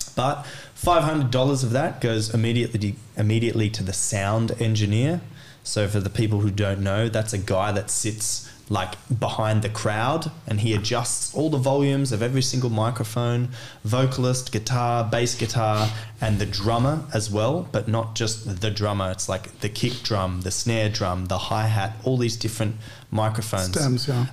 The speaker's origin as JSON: {"language": "English", "country": "Australia", "tie": "born or raised there", "also_born_or_lived": "Celle, Germany", "moved": "as an adult", "lives_now": "Cologne, Germany", "said": "I was born and lived in Australia before I came to Germany."}